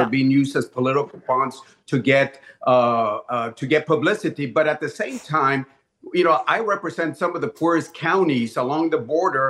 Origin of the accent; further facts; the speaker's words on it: Laredo, Texas, United States; my hometown of Laredo